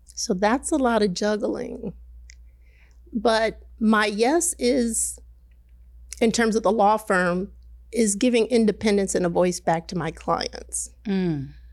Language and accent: English; Detroit, Michigan, United States; also born or lived in Midwest; I grew up in Detroit. I moved around the Midwest